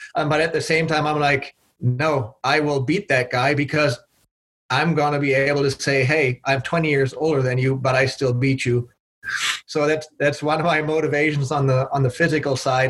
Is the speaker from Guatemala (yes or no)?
no; Germany; moved away as an adult; also born or lived in Belgium; now in United States; I was born and raised in Germany